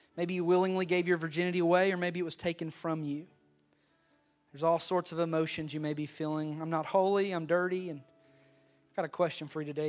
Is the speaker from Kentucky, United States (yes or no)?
yes; Western Kentucky, United States; I grew up in Ken-, Western Kentucky around a lot of hunters